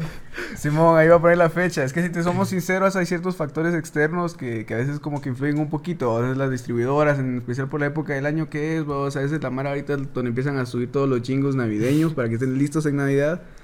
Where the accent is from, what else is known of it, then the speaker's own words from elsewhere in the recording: Quetzaltenango, Guatemala; vengo de Shela, y ah, ahí donde donde me crié, mis papás son de, de pueblos aledaños